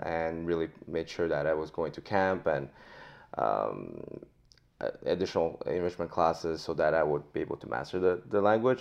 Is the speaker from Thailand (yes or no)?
no; Montreal, Quebec, Canada; moved away; also born or lived in France; I was born in France, but I grew up in oh, Montreal